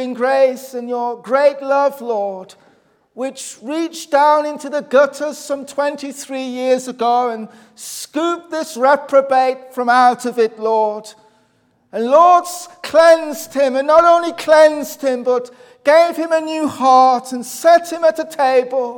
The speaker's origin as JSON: {"language": "English", "area": "Black Country", "region": "West Midlands", "country": "United Kingdom", "said": "You can tell that my accent's not Northern Irish. It's obviously I'm from the Black Country, which is sort of an area in the Midlands"}